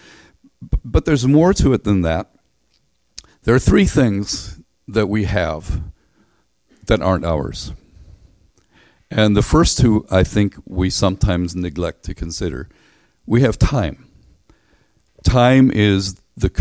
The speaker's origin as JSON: {"language": "English", "region": "Northern Ireland", "country": "United Kingdom", "tie": "born or raised there", "said": "We grew up in Northern Ireland"}